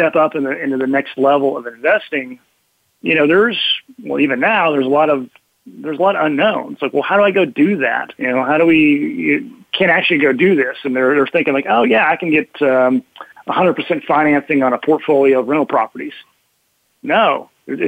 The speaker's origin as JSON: {"language": "English", "region": "Oklahoma", "country": "United States", "tie": "born or raised there", "said": "we're Americans, we're Midwest. I grew up in Oklahoma"}